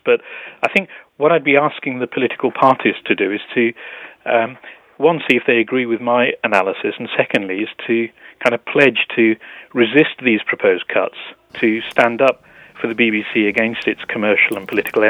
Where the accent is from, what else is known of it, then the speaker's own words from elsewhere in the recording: United Kingdom; I'm a British Asian licensed fee payer and an avid listener